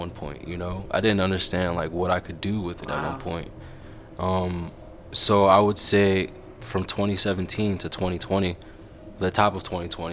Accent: Paterson, New Jersey, United States; I'm from Paterson. You know, like this is my environment.

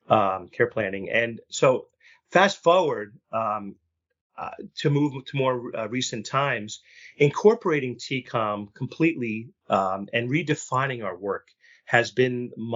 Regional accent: New Jersey, United States; And my initial reaction was, "You're from New Jersey too."

